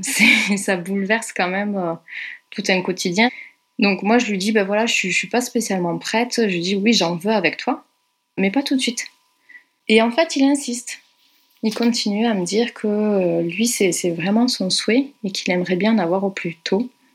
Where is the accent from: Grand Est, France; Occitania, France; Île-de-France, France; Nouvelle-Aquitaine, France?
Occitania, France; Carcassonne; moved away as an adult; also born or lived in Brussels, Belgium; je suis originaire de Carcassonne